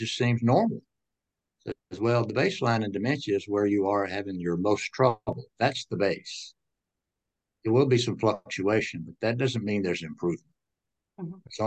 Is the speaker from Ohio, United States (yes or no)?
no; Franklin, Tennessee, United States; I grew up in Franklin, Tennessee.